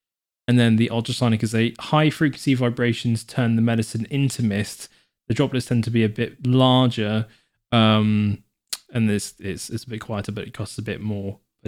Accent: Devon, South West England, United Kingdom; as I'm from Devon

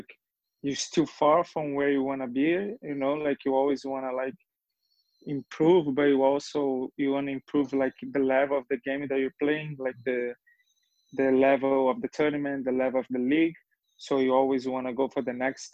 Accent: Rio de Janeiro, Brazil; English is a second language; now in Tulsa, United States; So I was born in Brazil, Rio de Janeiro, and specifically like the neighbor is called Meia

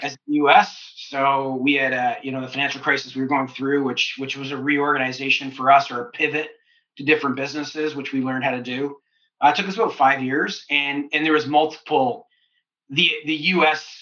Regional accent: London, Ontario, Canada; moved away as an adult; also born or lived in Kitchener-Waterloo, Ontario / United States; I wasn't in London, my hometown

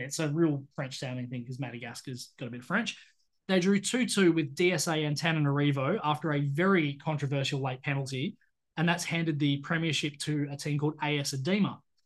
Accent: Australia

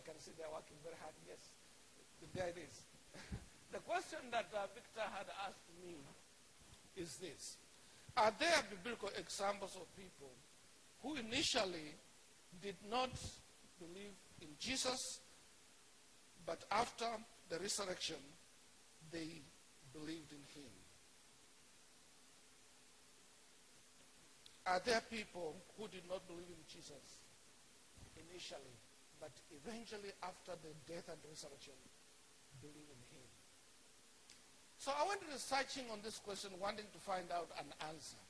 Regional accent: Kenya; accent: Kenyan; moved away as an adult; now in United States; I am Kenyan, and so my accent is going to be Kenyan.

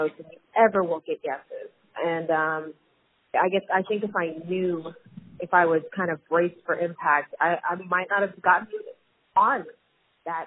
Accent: Grapevine, Texas, United States; I'm from Dallas, Fort Worth area. And she knew exactly where I was from, Grapevine specifically

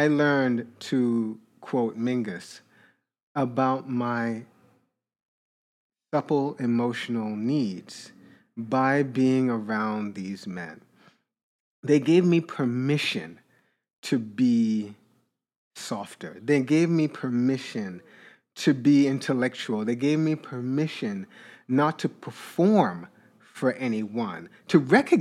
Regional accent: Jamaica; moved away; also born or lived in Brooklyn, New York; I'm Jamaican. I was born there, but I grew up Jamaican in that way.

